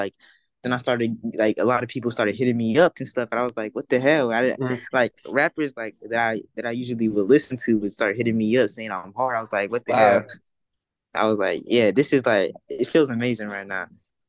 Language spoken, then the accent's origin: English; New Jersey, United States; now in Florida, United States; Well, I'm originally from New Jersey. {S0} Okay. {S1} But I live right now is Florida, and that's really like what I represent.